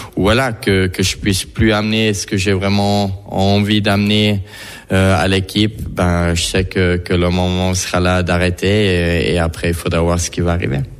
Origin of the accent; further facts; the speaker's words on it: Fribourg, Switzerland; now in Bern, Switzerland; j'ai grandi à Fribourg